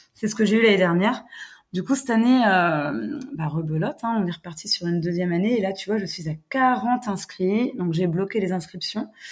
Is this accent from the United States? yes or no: yes; United States; now in Lamballe, France; je suis américaine, j'habite près de Lamballe, donc euh, dans le 22.